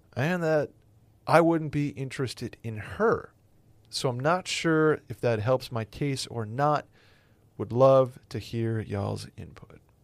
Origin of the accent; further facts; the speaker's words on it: Northeast, United States; I'm from the Northeast